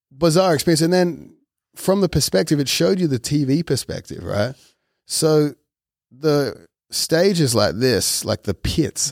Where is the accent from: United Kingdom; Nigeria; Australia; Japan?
Australia; moved away; as an Australian amongst Americans